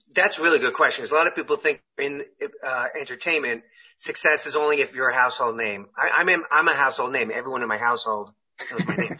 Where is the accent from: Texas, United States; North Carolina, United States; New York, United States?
New York, United States; Syosset; moved away as an adult; now in California, United States; where I grew up in Long Island